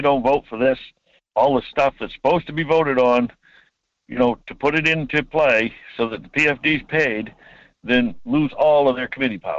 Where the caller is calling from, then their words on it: Homer, Alaska, United States; From Homer.